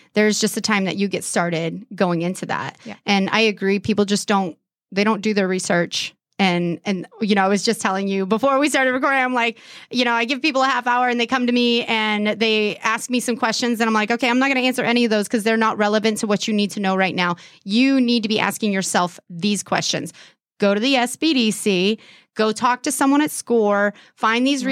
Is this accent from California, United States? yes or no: yes; California, United States; now in Erie, United States; I'm from California